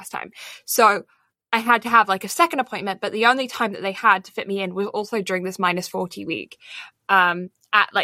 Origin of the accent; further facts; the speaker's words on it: Alberta, Canada; moved away as an adult; now in Toronto, Canada; I'm back in my hometown